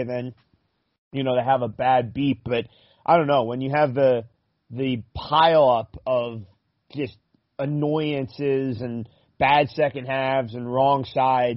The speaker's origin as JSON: {"language": "English", "region": "New Jersey", "country": "United States", "tie": "born or raised there", "moved": "yes", "lives_now": "Minnesota, United States", "said": "especially now living out in Minnesota, but even back east when I grew up in Jersey"}